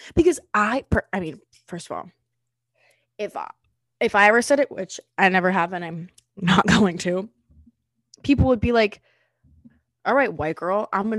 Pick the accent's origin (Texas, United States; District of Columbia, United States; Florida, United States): Florida, United States; I'm from Florida and all my friends are black, so I can say it.